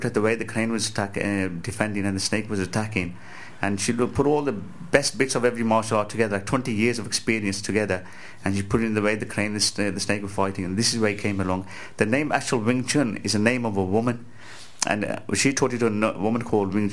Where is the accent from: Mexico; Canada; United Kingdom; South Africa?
United Kingdom; Walsall, West Midlands; I'm from Walsall near Birmingham